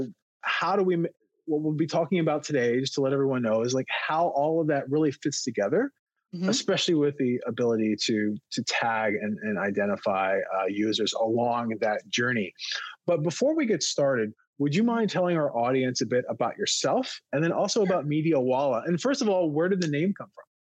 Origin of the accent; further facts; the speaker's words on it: East Coast, United States; moved away; also born or lived in Baltimore area; I grew up on the East Coast